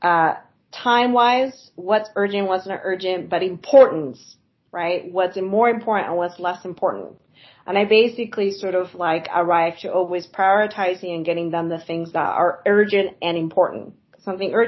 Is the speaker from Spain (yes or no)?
yes; southern Spain, Spain; now in United States; I grew up in Spain, and I've been in the U.S. for a really long time